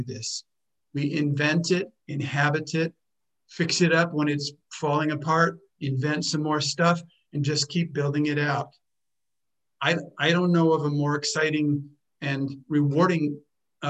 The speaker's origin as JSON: {"language": "English", "country": "United States", "tie": "born or raised there", "moved": "as an adult", "said": "I was born in America"}